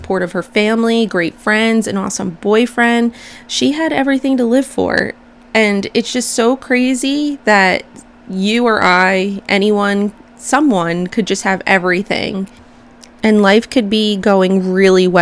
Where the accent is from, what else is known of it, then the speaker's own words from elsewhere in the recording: United States; I'm American